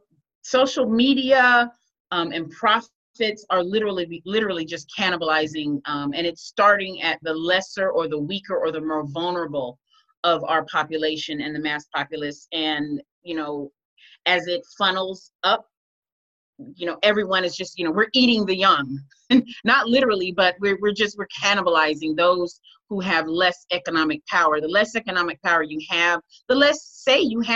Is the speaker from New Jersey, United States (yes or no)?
no; Compton, California, United States; moved away; also born or lived in Georgia; I'm a native Los Angeles, California girl. I was born and raised in Compton.